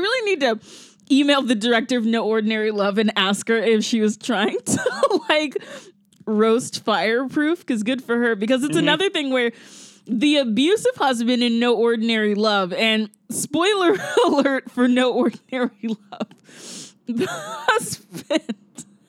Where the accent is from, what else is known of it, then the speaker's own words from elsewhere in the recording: the South, United States; maybe it's because I'm from the South, but whenever I see it in movies, and it's two movies now that I've seen it, I get incredibly mad.